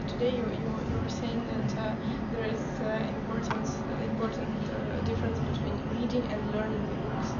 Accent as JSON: {"language": "English", "country": "Ukraine", "also_born_or_lived": "Kyiv", "moved": "as an adult", "lives_now": "United Kingdom", "said": "I'm from Ukraine."}